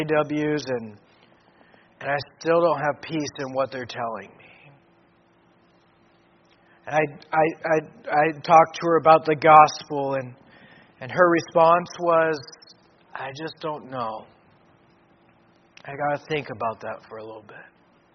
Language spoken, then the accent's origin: English; Papua New Guinea; I grew up in Papua New Guinea and saw a lot, but I never in growing up in Papua New Guinea have I seen drunkenness like I've seen in Bougainville.